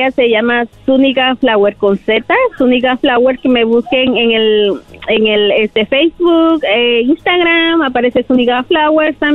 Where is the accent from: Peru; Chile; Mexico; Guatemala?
Guatemala; Ah, bueno, yo vengo de Guatemala.